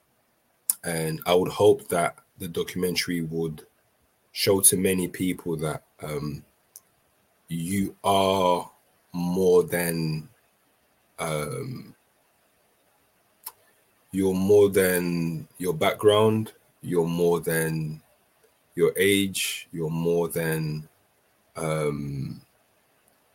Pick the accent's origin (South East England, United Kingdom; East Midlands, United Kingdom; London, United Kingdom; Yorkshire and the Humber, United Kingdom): London, United Kingdom; also born or lived in Brazzaville, Republic of the Congo; me just growing up in London and what I've experienced. And I grew up in a time where, you know, knife crime was at its peak